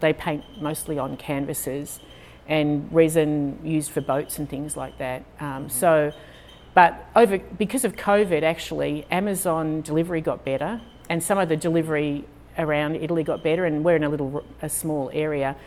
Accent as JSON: {"language": "English", "country": "Australia", "also_born_or_lived": "Houston, United States", "moved": "yes", "lives_now": "United States", "said": "I sound a little different. I'm Australian."}